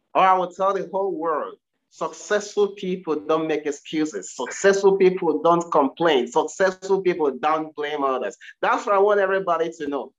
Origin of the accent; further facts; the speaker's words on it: Nigeria; now in United Kingdom; I'm originally from Nigeria